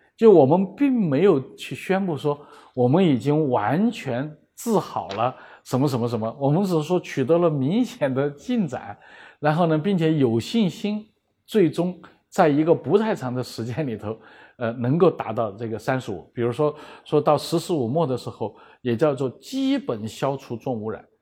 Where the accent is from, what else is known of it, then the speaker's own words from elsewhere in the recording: Chengdu, Sichuan, China; moved away; 我老家在成都